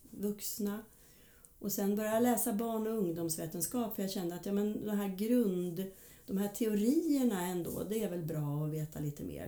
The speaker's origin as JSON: {"language": "Swedish", "town": "Hudiksvall", "region": "Gävleborg County", "country": "Sweden", "tie": "born or raised there", "also_born_or_lived": "Stockholm", "moved": "as an adult", "said": "född och uppvuxen i Hudiksvall. Men eh, när jag var ja, 18 tror jag var så flyttade jag till eh, Stockholm"}